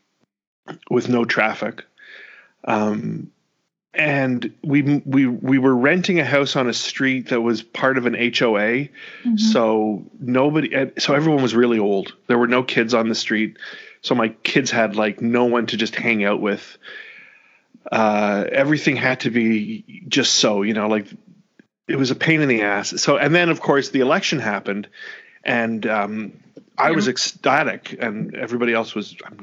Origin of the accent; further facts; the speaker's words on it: Canada; moved away as an adult; now in United States; as a Canadian